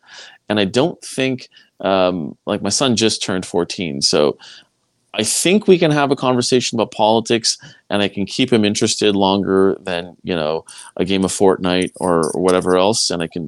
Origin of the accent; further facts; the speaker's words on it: Quebec, Canada; I mean, I came from Quebec. It's a way of life there.